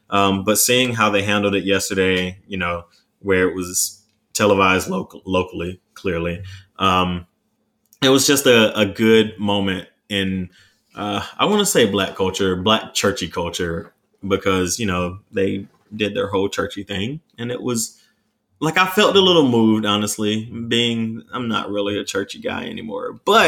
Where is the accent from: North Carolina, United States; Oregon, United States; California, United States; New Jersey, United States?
North Carolina, United States; Raeford; My hometown, because, well, even though I'm not really churchy, they showed up and showed out for George Floyd's memorial, because George Floyd was born in Fayetteville, North Carolina, which is about 30 minutes outside of Rayford. And I was born in Rayford.